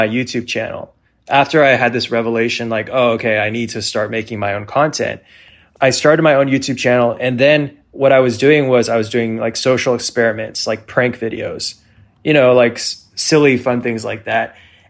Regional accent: California, United States; now in Los Angeles, United States; No, I'm actually from Northern California, and I moved down to LA for two reasons.

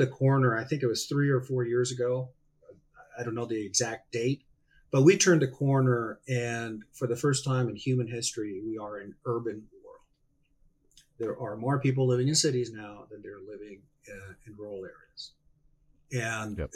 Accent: Hermosillo, Sonora, Mexico; I was born and raised in Mexico. I grew up in Hermosillo, Sonora

